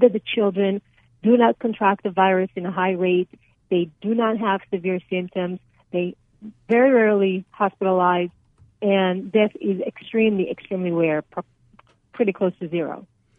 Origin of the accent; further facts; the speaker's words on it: Israel; moved away as an adult; now in United States; So I came here from Israel over 20 years ago after serving in the military, and I have lived in Arizona since.